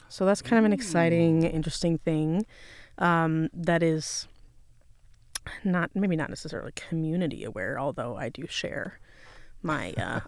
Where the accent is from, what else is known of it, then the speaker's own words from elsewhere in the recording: California, United States; born there; I was born in Southern California, Los Angeles County, just where you were.